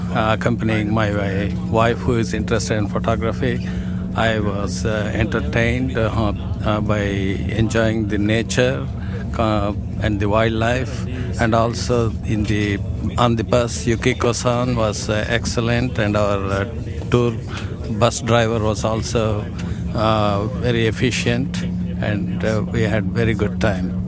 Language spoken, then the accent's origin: English; United States; also born or lived in Japan; now in Shanghai, China; I'm an American living in Shanghai, China